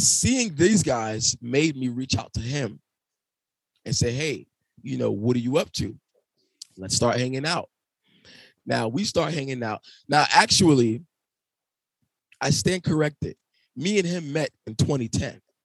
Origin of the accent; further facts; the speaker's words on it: New York City, New York, United States; I'm from Brooklyn. Never been outside of Brooklyn